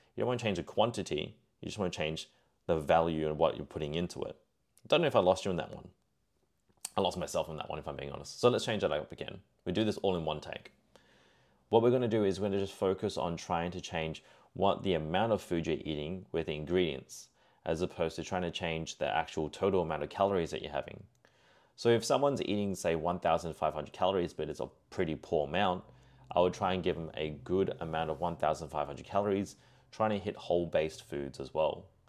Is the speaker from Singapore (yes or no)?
yes; Singapore; He was of Malaysian descent, like myself, being Singaporean.